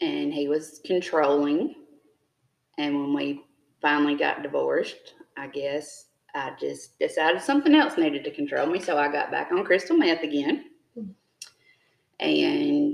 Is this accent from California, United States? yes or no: no; Jumpertown, Mississippi, United States; I grew up in Jumper Town